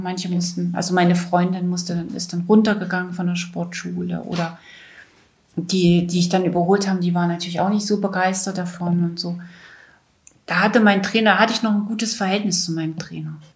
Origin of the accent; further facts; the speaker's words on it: Weißenfels, Saxony-Anhalt, Germany; 1962 in Weißenfels in Sachsen-Anhalt geboren